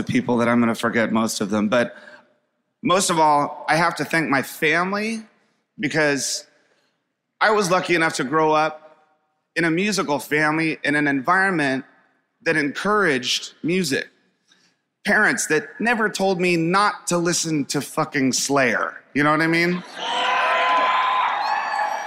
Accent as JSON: {"language": "English", "town": "Springfield", "region": "Virginia", "country": "United States", "tie": "born or raised there", "also_born_or_lived": "Washington, D.C.", "said": "People that I grew up with in Springfield, Virginia"}